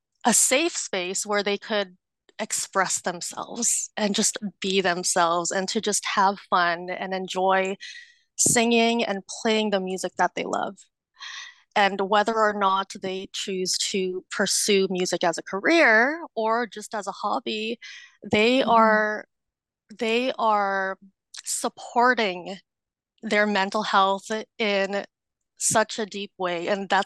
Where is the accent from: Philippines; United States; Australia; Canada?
Philippines; And we are Filipino, and so we have these huge celebrations when we turn 18. It's called a debut.